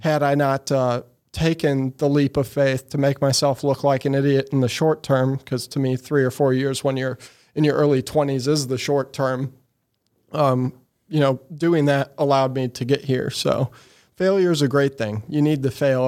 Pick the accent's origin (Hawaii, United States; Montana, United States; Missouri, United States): Missouri, United States; Eureka; also born or lived in Sunset Hills, Missouri / St. Louis, Missouri; was raised in Eureka, Missouri, out by Six Flags